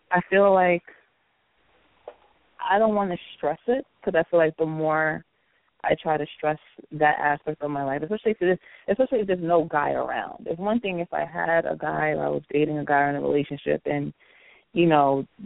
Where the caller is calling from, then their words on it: Long Island, New York, United States; I'm calling from Long Island.